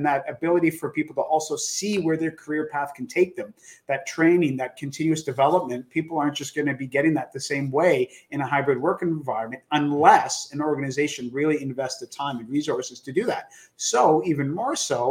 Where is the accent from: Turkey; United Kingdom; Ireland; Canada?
Canada; as a Canadian, we called it elementary school